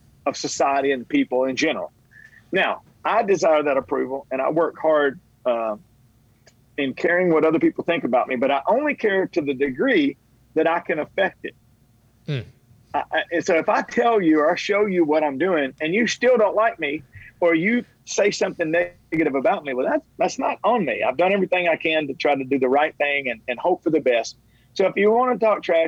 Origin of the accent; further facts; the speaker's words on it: Tennessee, United States; I was born in Tennessee